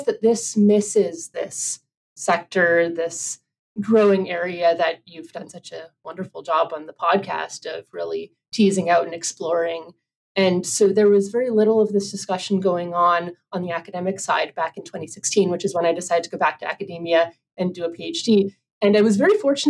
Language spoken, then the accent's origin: English; Canada; moved away; my home country of Canada